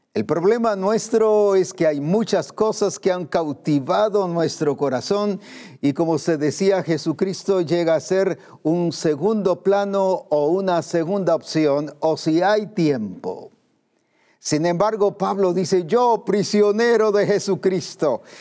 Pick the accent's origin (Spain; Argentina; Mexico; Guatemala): Guatemala; como decimos aquí en Guatemala